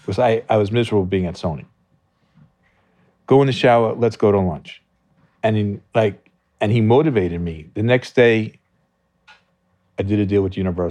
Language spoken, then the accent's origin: English; Merrick, New York, United States; I grew up in Long Island.